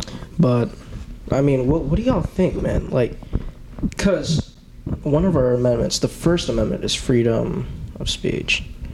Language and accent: English; Florida, United States; I'm tripping, bro. We're from Florida.